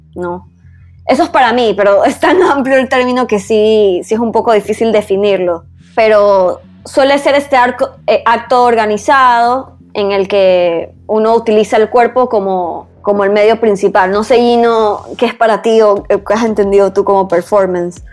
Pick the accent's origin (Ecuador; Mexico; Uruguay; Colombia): Ecuador; como ecuatorianos